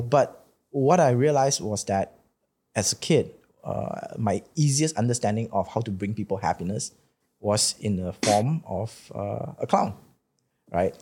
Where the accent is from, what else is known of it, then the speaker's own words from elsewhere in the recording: Malaysia; I've been growing up in Malaysia